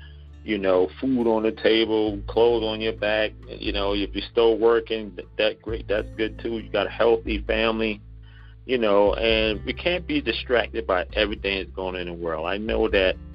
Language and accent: English; Charleston, South Carolina, United States; accent: Geechee; We're actually from Charleston, South Carolina.